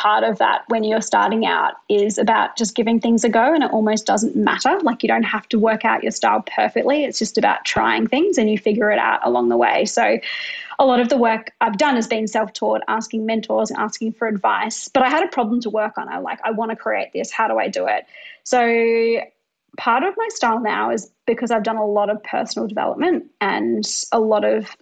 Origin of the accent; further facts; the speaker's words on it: Brisbane, Queensland, Australia; I'm like a white female from middle-class Australia growing up in Brisbane.